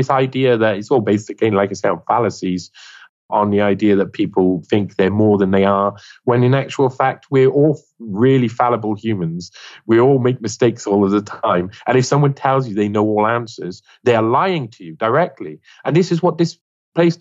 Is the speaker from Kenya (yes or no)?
no; Wales, United Kingdom; I'm a Welshman.